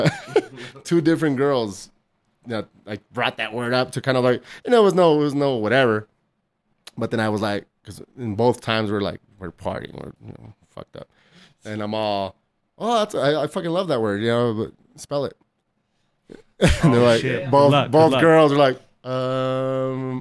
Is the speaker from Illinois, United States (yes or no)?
no; El Paso, Texas, United States; I'm from El Paso